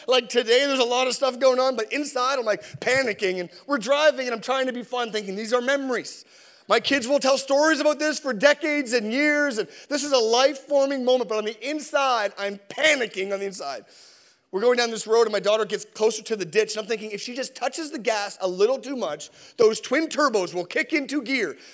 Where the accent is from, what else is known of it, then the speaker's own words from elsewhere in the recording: Newfoundland and Labrador, Canada; I'm from Newfoundland